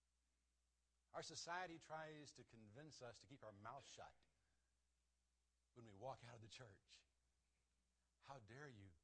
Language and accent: English; United States; as American Christians